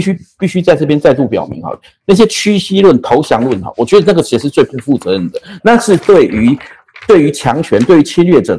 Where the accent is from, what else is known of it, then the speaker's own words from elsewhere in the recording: Taiwan; 我从小在在这一片土地长大，那我的我的家人，我的父亲也都葬在葬在这块土地上。